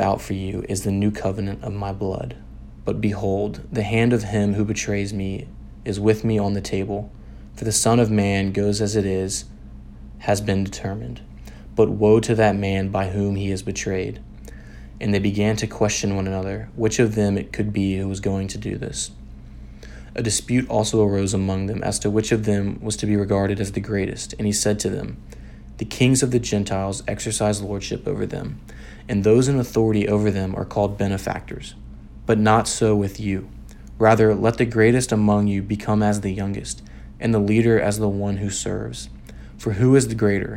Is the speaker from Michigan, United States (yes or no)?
no; Memphis, Tennessee, United States; I'm a junior from Memphis, Tennessee